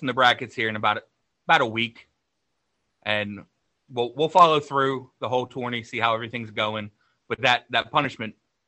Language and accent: English; San Diego, California, United States; He can find me in my hometown of San Diego.